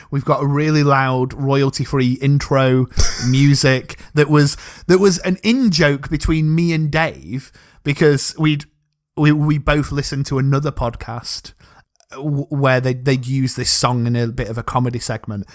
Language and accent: English; Rotherham, Yorkshire and the Humber, United Kingdom; I am from the glorious People's Republic of South Yorkshire, just outside of Rotherham